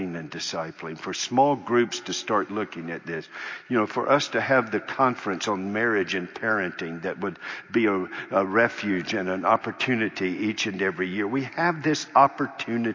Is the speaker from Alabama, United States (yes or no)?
no; North Carolina, United States; I grew up in North Carolina.